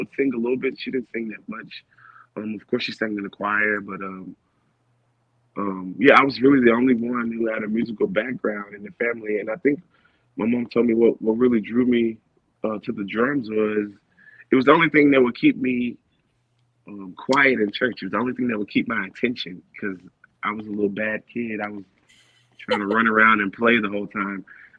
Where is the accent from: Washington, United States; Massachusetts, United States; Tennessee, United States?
Tennessee, United States; Memphis; I was in Memphis majority of the time. I didn't really live in Nashville, but traveled there a lot, definitely for work. But mainly lived in Memphis for sure.